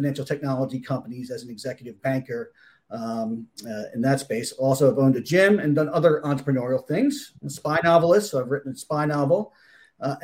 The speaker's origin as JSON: {"language": "English", "town": "Philadelphia", "region": "Pennsylvania", "country": "United States", "tie": "born or raised there", "also_born_or_lived": "Toledo, Ohio", "moved": "as an adult", "said": "Grew up in the Philadelphia area, lived there for most of my life, then moved out to the Midwest, to Toledo, Ohio."}